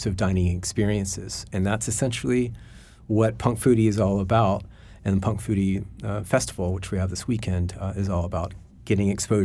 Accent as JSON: {"language": "English", "region": "Alabama", "country": "United States", "tie": "born or raised there", "also_born_or_lived": "Asia", "moved": "as an adult", "said": "I was 25 years in Asia after growing up in Alabama"}